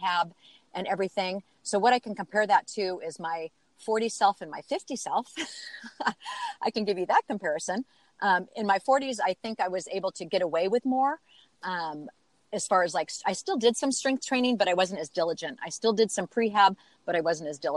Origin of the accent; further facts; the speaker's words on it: Seattle, Washington, United States; moved away as an adult; also born or lived in Phoenix, Arizona; I grew up in Seattle, and we moved to Phoenix when I was in my mid-30s.